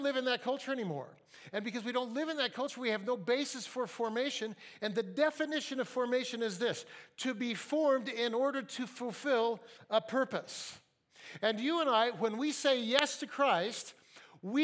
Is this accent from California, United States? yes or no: yes; Fresno, California, United States; moved away as an adult; now in Seattle, United States; I grew up in Fresno. Fresno, McLean High School